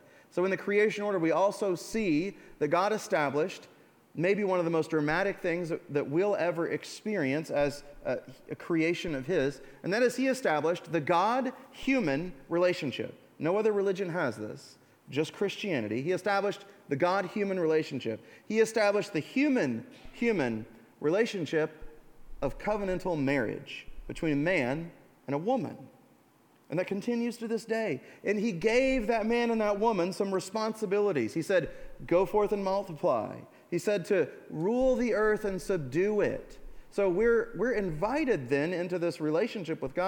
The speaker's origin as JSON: {"language": "English", "country": "United States", "said": "we're American"}